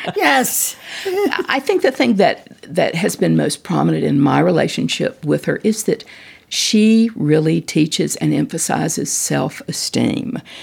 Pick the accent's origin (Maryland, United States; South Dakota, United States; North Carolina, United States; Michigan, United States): North Carolina, United States; Winston-Salem; I was born in Winston-Salem